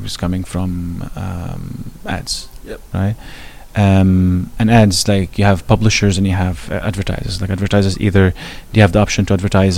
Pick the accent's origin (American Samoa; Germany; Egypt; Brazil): Egypt; moved away as an adult; also born or lived in Fremont, California; now in United States; I'm going from Egypt